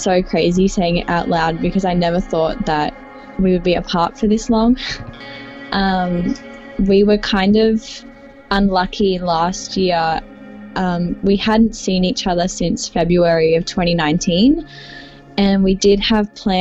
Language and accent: English; Sydney, New South Wales, Australia; I'm from Sydney, Australia.